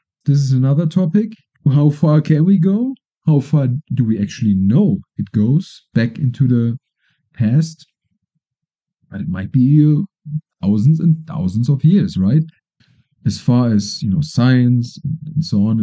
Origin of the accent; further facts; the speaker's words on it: Germany; now in Colombia; Germany, my home country, is far away.